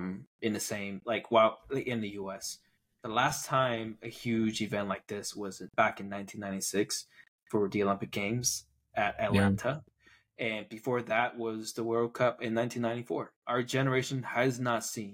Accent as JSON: {"language": "English", "country": "Taiwan", "tie": "born or raised there", "moved": "yes", "said": "growing up in Taiwan"}